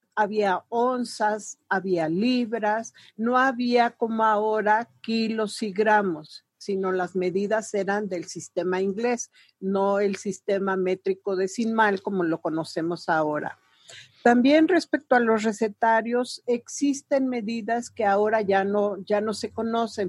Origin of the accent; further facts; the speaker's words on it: Puebla, Mexico; mujer poblana que viene de una familia